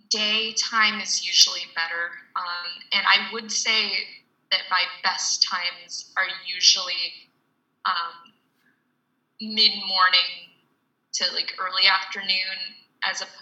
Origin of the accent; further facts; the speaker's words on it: United States; as an American